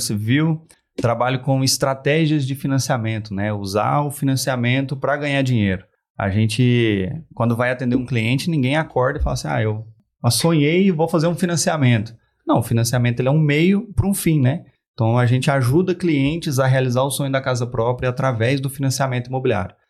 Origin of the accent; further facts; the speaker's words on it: Uberaba, Minas Gerais, Brazil; sou de Uberaba, Uberaba